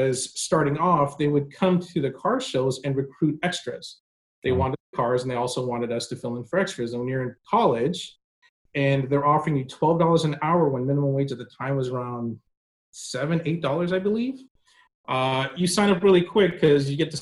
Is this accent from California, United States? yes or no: yes; Southern California, United States; I grew up in Southern California